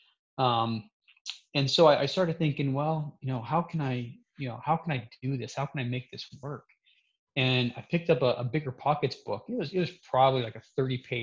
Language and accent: English; Salt Lake City, Utah, United States; I grew up in Salt Lake City